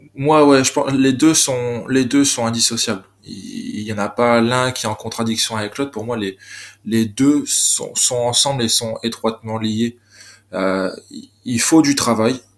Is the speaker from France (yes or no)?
yes; Côte d'Opale, Hauts-de-France, France; also born or lived in Lille; je suis originaire de la Côte d'Opale